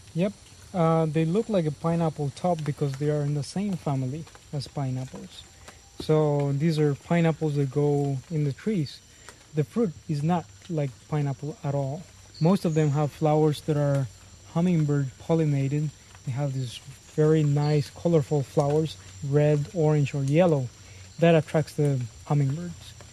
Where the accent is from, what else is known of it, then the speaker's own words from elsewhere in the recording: Puerto Viejo, Heredia, Costa Rica; I'm from Puerto Viejo. I've been living here all my life.